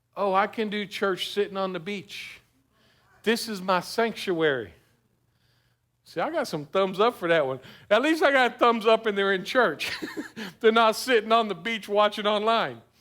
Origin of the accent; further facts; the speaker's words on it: South Florida, United States; I grew up in South Florida